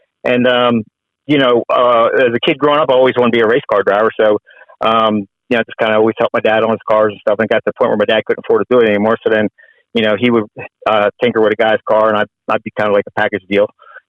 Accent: Delaware, United States; I grew up in Delaware.

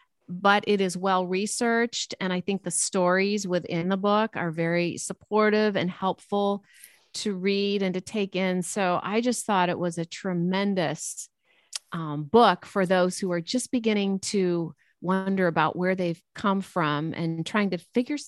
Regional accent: Chicago, Illinois, United States; I'm a transplant from the Chicago area to Southern California and kind of figuring that out. My parents moved here in the 80s.

